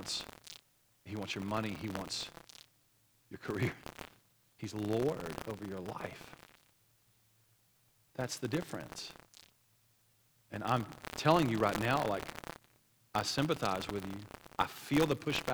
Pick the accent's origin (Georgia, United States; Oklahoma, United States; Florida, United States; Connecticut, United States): Oklahoma, United States; I grew up in Oklahoma.